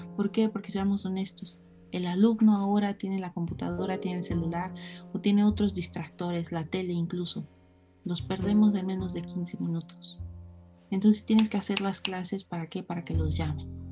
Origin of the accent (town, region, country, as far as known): Mexico